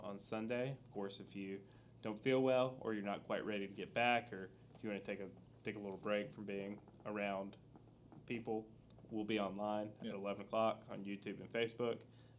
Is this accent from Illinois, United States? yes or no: no; Eastern North Carolina, United States; I'm from Eastern North Carolina, again, where barbecue originated.